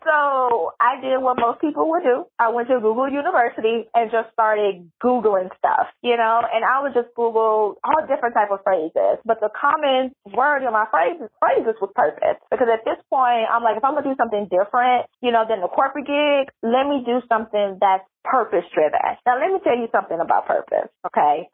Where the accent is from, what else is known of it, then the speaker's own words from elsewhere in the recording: Chicago, Illinois, United States; moved away as an adult; now in Houston, United States; I was born and raised in Chicago